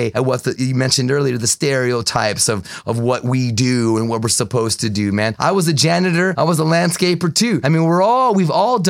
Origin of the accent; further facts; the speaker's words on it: Douglas, Arizona, United States; I was raised in Douglas, Arizona, which is right on La Frontera, nine blocks from the fence is where I grew up